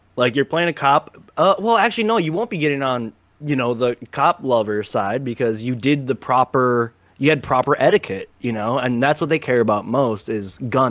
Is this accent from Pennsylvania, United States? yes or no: no; Minnesota, United States; Jesse was the, you know, governor of Minnesota. My home state.